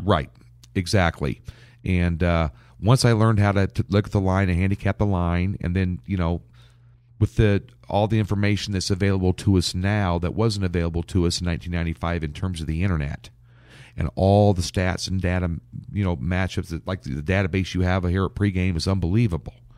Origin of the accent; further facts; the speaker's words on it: Lincoln, Nebraska, United States; moved away as an adult; now in Kansas City, United States; Lincoln, Nebraska, where I, I, I've lived up until the last two years where I moved to Kansas City, and I still call Lincoln my hometown